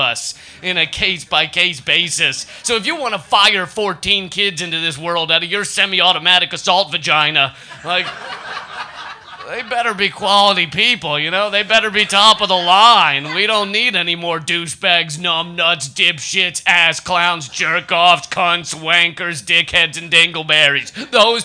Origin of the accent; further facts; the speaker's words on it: New York, United States; I come from New York